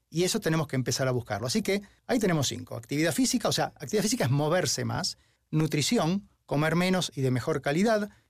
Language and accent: Spanish; Argentina; moved away; also born or lived in Spain / Washington, United States / Mexico / Finland; Si bien yo soy argentino, viví en España, en Washington, en México, en Finlandia, en Suiza